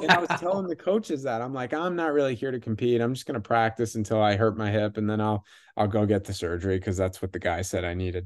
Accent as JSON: {"language": "English", "region": "Michigan", "country": "United States", "tie": "born or raised there", "said": "I grew up in Michigan"}